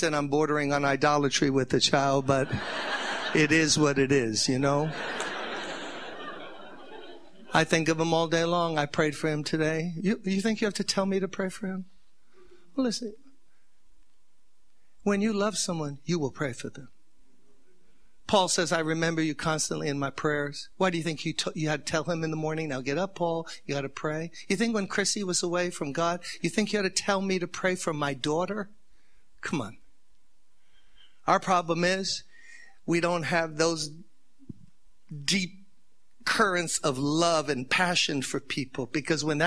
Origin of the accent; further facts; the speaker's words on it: New York, United States; I'm from New York